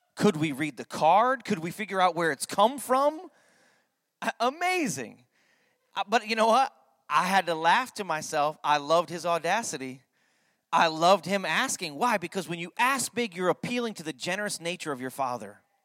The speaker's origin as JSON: {"language": "English", "region": "Connecticut", "country": "United States", "tie": "born or raised there", "said": "I grew up in Connecticut"}